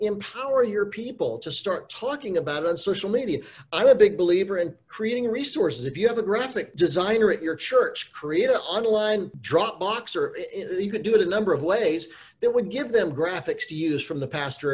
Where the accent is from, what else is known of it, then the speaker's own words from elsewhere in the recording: Charlotte, North Carolina, United States; now in Los Angeles, United States; I grew up in Charlotte, North Carolina